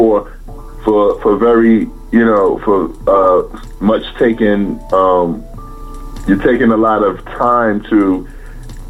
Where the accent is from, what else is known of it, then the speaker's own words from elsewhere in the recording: Brooklyn, New York, United States; moved away; also born or lived in Staten Island; I'm from Brooklyn